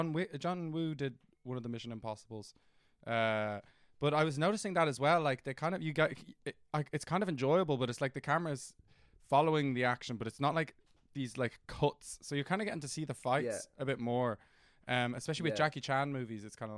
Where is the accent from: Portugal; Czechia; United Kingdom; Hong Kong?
Hong Kong; Yes, no, I went to an international school in Hong Kong. But yes, no, I grew up in Hong Kong.